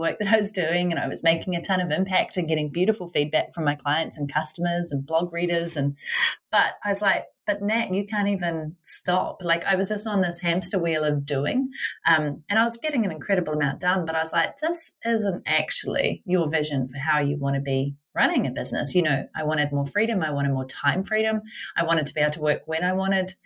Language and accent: English; New Zealand; moved away as an adult; I'm originally from New Zealand, currently back in New Zealand